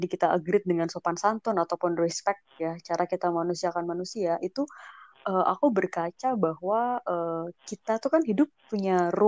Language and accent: Indonesian; Java, Indonesia; sebagai orang Jawa